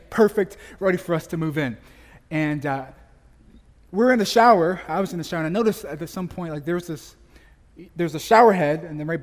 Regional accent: Las Vegas, Nevada, United States; moved away as an adult; now in Oakland, United States; I'm from Las Vegas. I grew up there.

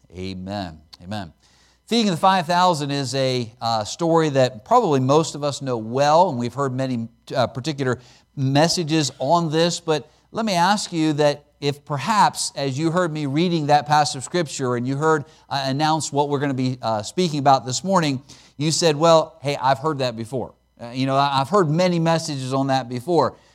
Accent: Pennsylvania, United States; moved away as an adult; also born or lived in Alaska / Chattanooga; I was born and raised in Pennsylvania

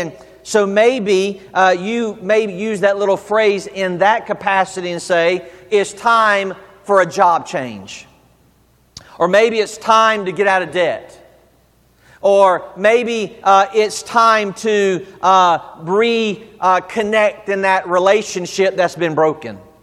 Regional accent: the South, United States; I'm from the South. We say Haggai.

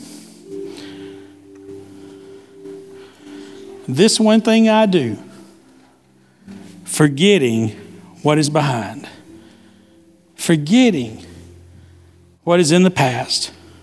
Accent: Pickens, United States; the church that I grew up in the Pickens Church of God

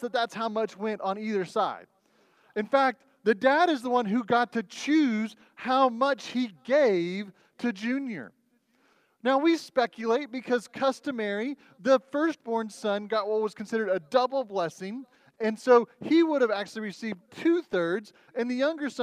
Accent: Oklahoma City, Oklahoma, United States; also born or lived in Texas; now in Goodyear, United States; I grew up and lived in Oklahoma City

